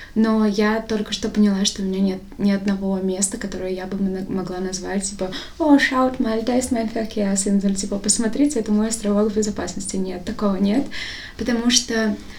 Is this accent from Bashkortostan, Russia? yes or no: yes; Bashkortostan, Russia; now in Moscow, Russia; Я всегда говорила из Башкортостана, потому что мне казалось странным сказать из Москвы, потому что я не из Москвы внутренне